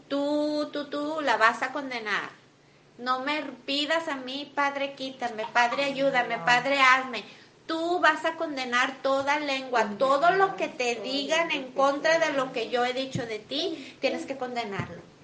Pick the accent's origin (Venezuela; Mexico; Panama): Mexico; now in United States; Soy mexicana